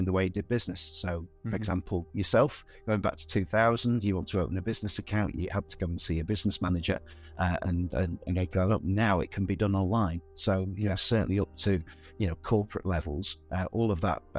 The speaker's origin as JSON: {"language": "English", "town": "Southport", "region": "North West England", "country": "United Kingdom", "tie": "born or raised there", "also_born_or_lived": "Bangor, Wales", "said": "I grew up in Southport, which is in the northwest of England on the sea."}